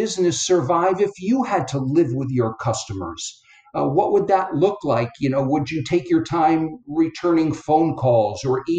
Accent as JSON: {"language": "English", "region": "Connecticut", "country": "United States", "tie": "born or raised there", "moved": "yes", "lives_now": "Florida, United States", "said": "I live in Florida now, but I grew up in Connecticut, which is in between New York and Boston"}